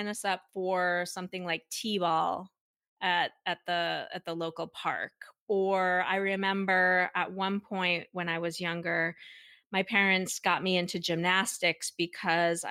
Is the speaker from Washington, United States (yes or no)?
no; Minnesota, United States; I grew up in Minnesota, and I am one of two children